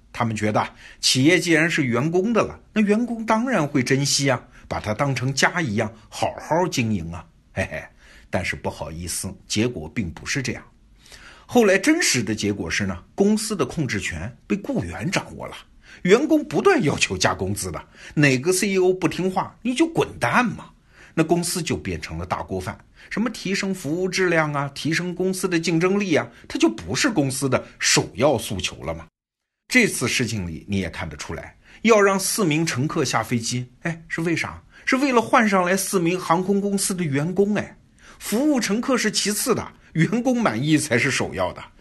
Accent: China; 我们中国人隔着太平洋也觉得挺奇怪的呀

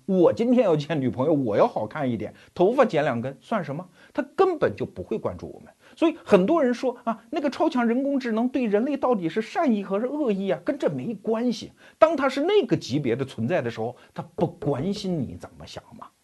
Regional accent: China; 你比如说我们中国人，你既可以认为啊，我们中国人一代一代在传承中国文化

